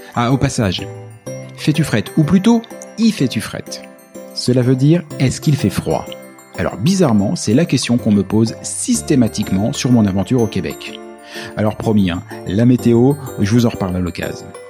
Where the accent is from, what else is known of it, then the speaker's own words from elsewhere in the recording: France; moved away as an adult; au moment où je suis parti de France